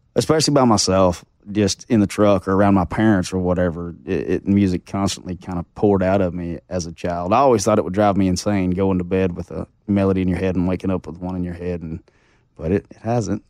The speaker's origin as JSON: {"language": "English", "area": "the Ozarks", "region": "Arkansas", "country": "United States", "tie": "born or raised there", "said": "I was born and raised in the Ozarks, and I grew up fishing four or five days a week with my grandpa"}